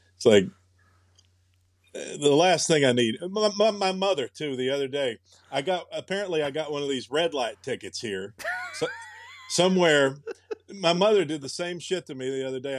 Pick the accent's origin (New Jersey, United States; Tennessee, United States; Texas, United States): Tennessee, United States; moved away; I'm from Tennessee